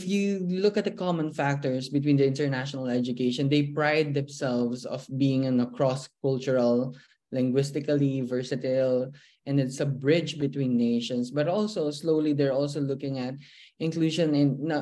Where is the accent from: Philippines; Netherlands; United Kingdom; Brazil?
Philippines; moved away as an adult; now in Hong Kong; I'm from the Philippines